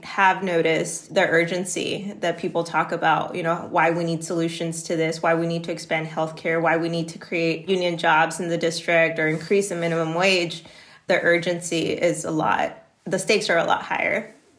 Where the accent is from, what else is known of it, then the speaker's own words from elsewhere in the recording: Laredo, Texas, United States; I was born and raised here in Laredo, Texas